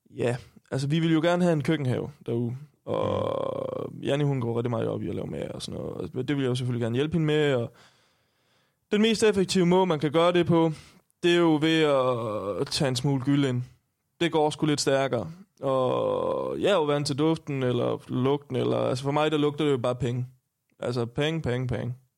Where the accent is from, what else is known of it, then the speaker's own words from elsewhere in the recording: Stenstrup, Southern Denmark, Denmark; now in Copenhagen, Denmark; jeg kommer fra en familiegård, hvor øh, ja, vi har haft grise og køer